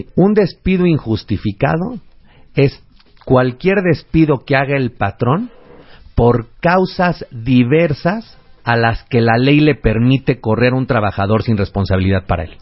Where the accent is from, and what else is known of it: Mexico